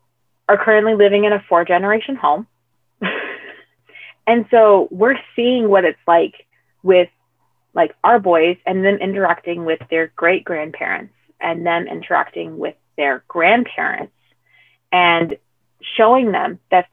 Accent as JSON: {"language": "English", "country": "United States", "said": "I am third generation American. So I am American of Hispanic descent, but I'm also half white"}